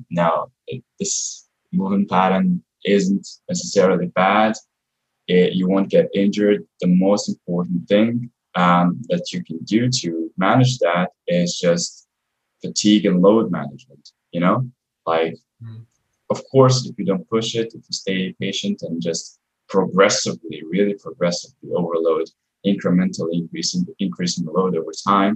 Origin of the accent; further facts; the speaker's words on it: Croatia; I come from Croatia and, you know, people are still old school there.